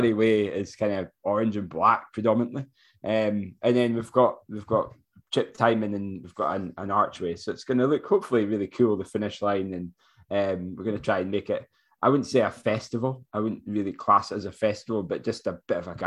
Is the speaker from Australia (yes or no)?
no; Forres, Scotland, United Kingdom; Forres, which is my hometown.